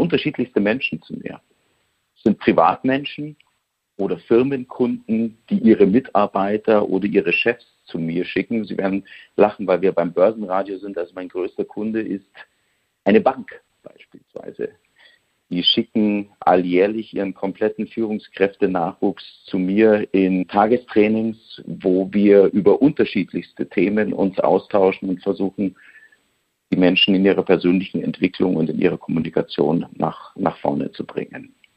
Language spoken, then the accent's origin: German; Bavaria, Germany; accent: Bavarian; Spots, die ich in Bayerisch einsprechen kann